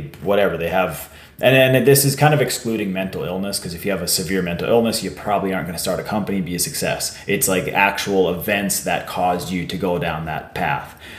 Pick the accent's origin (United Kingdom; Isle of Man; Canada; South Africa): Canada; Warman, Saskatchewan; I grew up in Warman